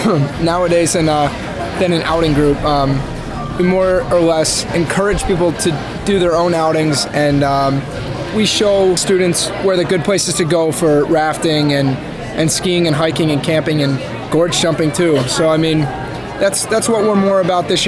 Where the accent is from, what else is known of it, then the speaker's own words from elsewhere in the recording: York, Pennsylvania, United States; moved away as an adult; now in Ithaca, United States; I'm from York, Pennsylvania.